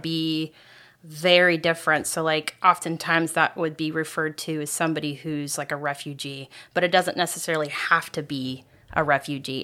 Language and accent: English; Ohio, United States; moved away; I grew up in Ohio